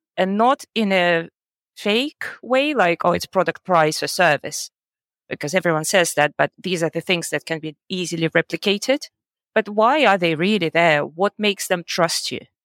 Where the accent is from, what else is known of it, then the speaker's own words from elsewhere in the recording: Russia; moved away as an adult; also born or lived in United States / Germany / United Kingdom; now in Georgia; I'm originally from Russia and I've lived in the US, in Germany, 11 years in the UK, and uh, now I'm living in Georgia.